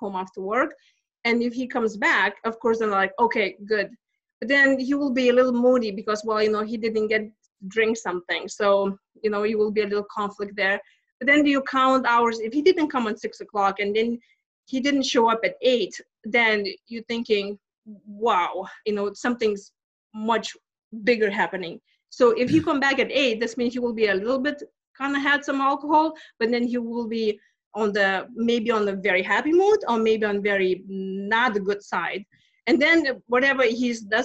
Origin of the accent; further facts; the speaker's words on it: Lithuania; English is a second language; moved away as an adult; now in United States; I'm from Lithuania, and I came to this country back in 2000. Actually, it just turned 20 years because I came in April 20th. And so I grew up in Soviet Union